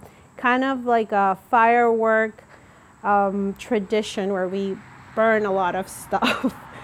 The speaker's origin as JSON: {"language": "English", "country": "Ecuador", "moved": "yes", "lives_now": "United States", "said": "I'm from Ecuador, that's just below Colombia, from the coast, from a port from Guayaquil, one of the main cities."}